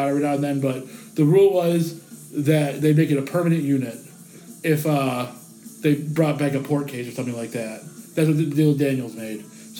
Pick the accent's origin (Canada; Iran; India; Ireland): Ireland; Yeah, me too. But I'm Irish, so that's why.